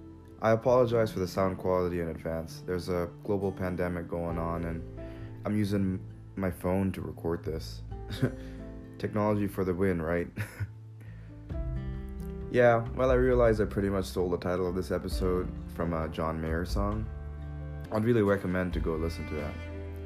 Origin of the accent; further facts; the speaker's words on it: Kathmandu, Bagmati, Nepal; also born or lived in Manila, Philippines; I moved with my dad from Manila to Kathmandu, Nepal, where I lived for most of my life.